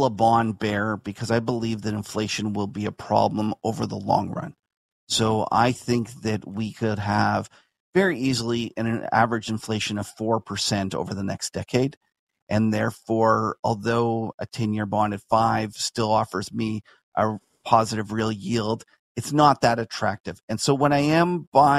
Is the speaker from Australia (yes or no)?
no; Canada